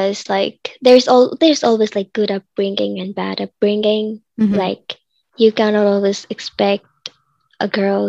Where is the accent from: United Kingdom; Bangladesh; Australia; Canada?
Bangladesh; I am 16 years old and I am from Bangladesh